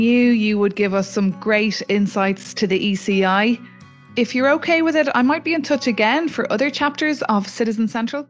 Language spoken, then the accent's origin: English; Ireland; now in Brussels, Belgium; I'm an Irish reporter in Brussels